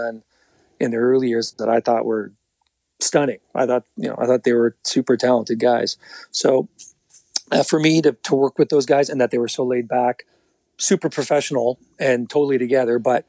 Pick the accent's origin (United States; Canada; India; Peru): Canada; the Maritimes; moved away as an adult; now in Toronto, Canada; I was from the Maritimes.